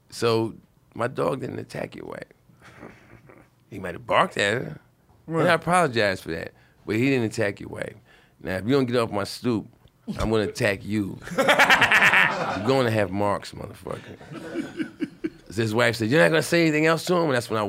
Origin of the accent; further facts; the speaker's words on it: Brooklyn, New York, United States; And I'm from Brooklyn, crazy.